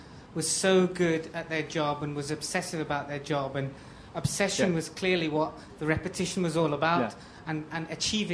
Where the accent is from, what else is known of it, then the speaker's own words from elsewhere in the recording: Yorkshire and the Humber, United Kingdom; I grew up in Yorkshire in the 70s and 80s